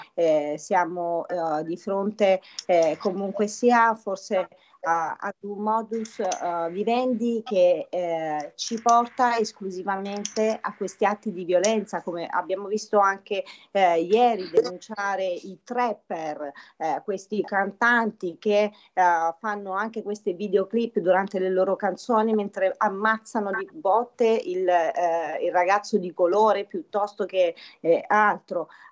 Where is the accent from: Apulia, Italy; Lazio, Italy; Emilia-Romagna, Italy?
Apulia, Italy; now in Lombardy, Italy; trasmetto dalla bellissima Puglia, la mia terra natale